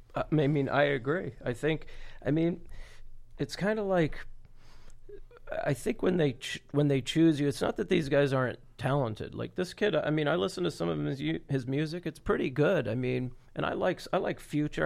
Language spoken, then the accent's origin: English; Florida, United States; I'm from Florida